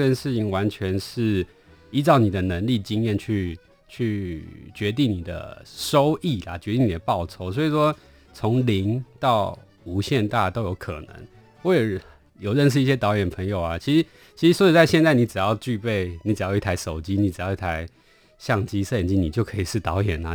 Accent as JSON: {"language": "Chinese", "country": "Taiwan", "said": "他们跟我们台湾这边遥遥相望"}